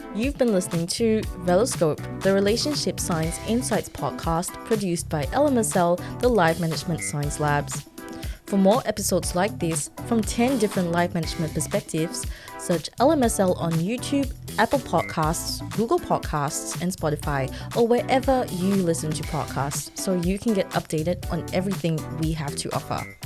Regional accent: Singapore; now in Australia; I grew up in Singapore

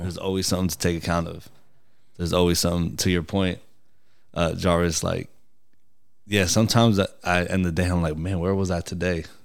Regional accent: New York, United States; moved away; I grew up in New York

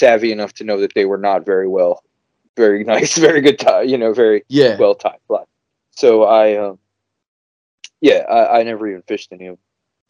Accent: New Jersey, United States; now in Minnesota, United States; Yeah, I'm American. Obviously, I was born on the East Coast of America in New Jersey. I grew up in New Jersey, and then I kind of moved around all over the place. You know, I live in Minnesota now. I live in the Upper Midwest.

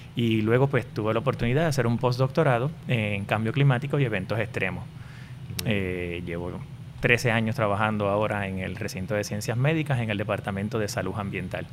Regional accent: Puerto Rico; yo soy nacido y criado en, en Puerto Rico

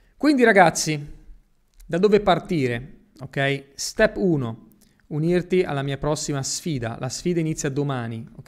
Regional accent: Italy; moved away as an adult; also born or lived in Spain; now in Dubai, United Arab Emirates; io sono nato in Italia, però sono cresciuto praticamente in Spagna

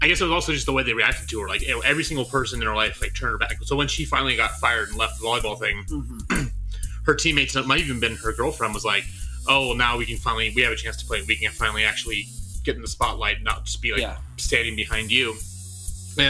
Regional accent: Southern California, United States; also born or lived in Utah; now in Salt Lake City, United States; I grew up in Southern California

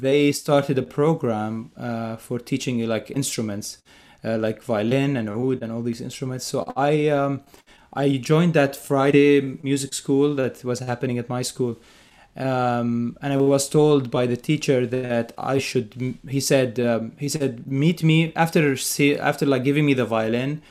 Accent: Bethlehem, West Bank, Palestine; moved away; I'm originally from Palestine. I grew up in, uh, in Bethlehem, Palestine, a very historic place.

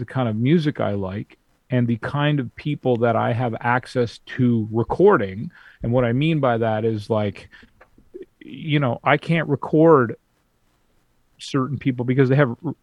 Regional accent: Vancouver, British Columbia, Canada; I'm from Vancouver, I'm on the West Coast.

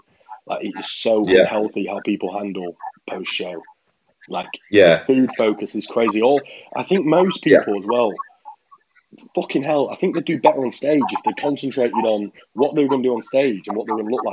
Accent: Birmingham, West Midlands, United Kingdom; we're both from Birmingham.

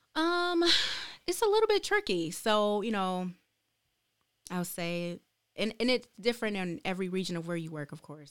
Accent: Detroit, Michigan, United States; moved away as an adult; now in Lansing, United States; I'm actually from Detroit, Michigan, born and raised

